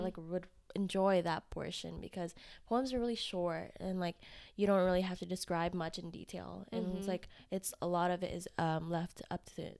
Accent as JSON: {"language": "English", "town": "Houston", "region": "Texas", "country": "United States", "tie": "born or raised there", "also_born_or_lived": "Vietnam", "lives_now": "Austin, United States", "said": "I grew up in Houston, but I was born in Vietnam. Okay. So I came over here when I was two"}